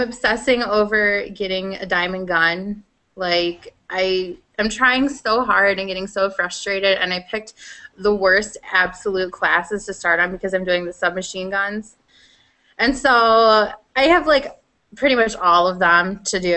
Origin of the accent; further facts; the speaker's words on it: Iowa, United States; accent: Iowan; it's my Iowan